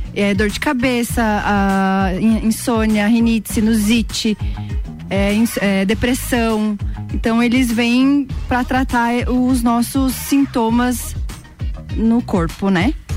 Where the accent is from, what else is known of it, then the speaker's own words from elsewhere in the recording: São Lourenço do Oeste, Santa Catarina, Brazil; now in Lages, Brazil; E tenho mais dois irmãos e nós, nós três nascemos lá